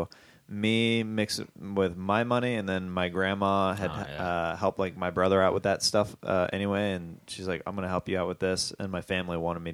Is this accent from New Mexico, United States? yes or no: no; Kansas, United States; moved away; I'm from Kansas